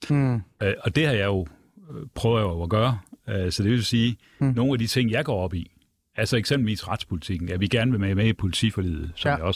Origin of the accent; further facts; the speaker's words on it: Brabrand, Central Denmark Region, Denmark; Jeg kommer jo selv fra Jylland og Brændje oh. og Brabrand ved Aarhus.